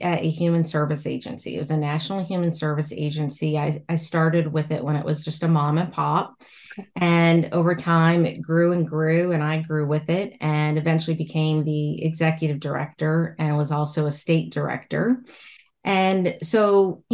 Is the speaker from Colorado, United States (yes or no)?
no; Roanoke, Virginia, United States; I'm from Virginia, and my town is the Star City of the South